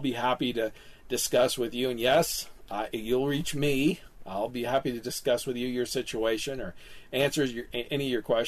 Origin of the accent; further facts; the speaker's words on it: Kansas City, Missouri, United States; my hometown of Kansas City